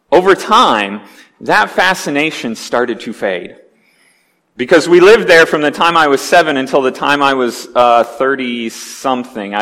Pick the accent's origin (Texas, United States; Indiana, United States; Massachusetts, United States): Indiana, United States; Wabash; also born or lived in Dearborn Heights, Michigan; When I was 7 years old, we moved out of suburban Detroit area to rural Indiana